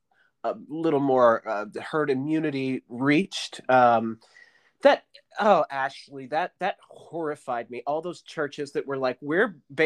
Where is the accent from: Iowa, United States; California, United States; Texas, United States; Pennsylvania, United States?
Pennsylvania, United States; Southwest; I grew up in Southwest Pennsylvania.